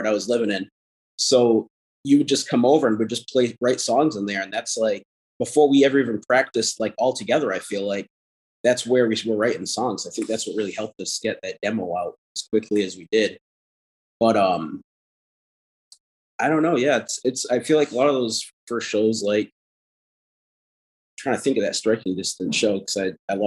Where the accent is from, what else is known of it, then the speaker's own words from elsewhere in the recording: New Bedford, Massachusetts, United States; moved away; also born or lived in Rhode Island; I grew up in New Bedford, Mass